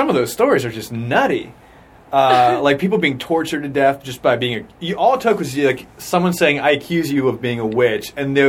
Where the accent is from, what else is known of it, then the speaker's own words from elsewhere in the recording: near Salem, Massachusetts, United States; I grew up in New England, and I grew up right near Salem, Massachusetts.